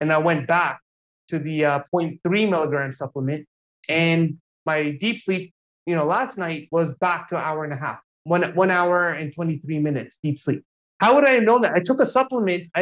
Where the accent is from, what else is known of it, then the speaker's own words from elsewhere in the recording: Jersey City, New Jersey, United States; moved away as an adult; also born or lived in New York; now in Los Angeles, United States; I grew up in Jersey City in New Jersey